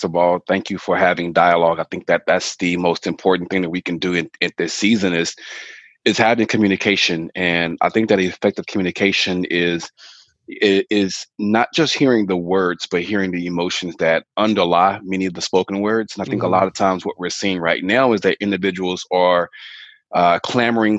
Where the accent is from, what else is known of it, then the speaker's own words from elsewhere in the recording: Fort Worth, Texas, United States; also born or lived in Arlington, Texas / Dallas; I am, born and raised in Fort Worth, Texas